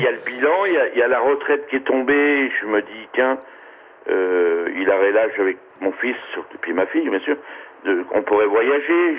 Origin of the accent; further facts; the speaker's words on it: Corsica, France; je suis celui de la Corse